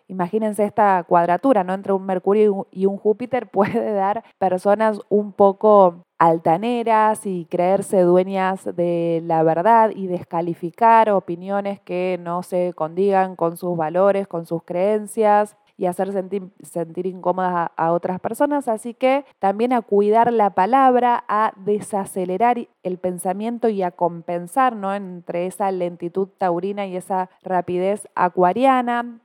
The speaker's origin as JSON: {"language": "Spanish", "country": "Argentina", "said": "no somos solamente los argentinos"}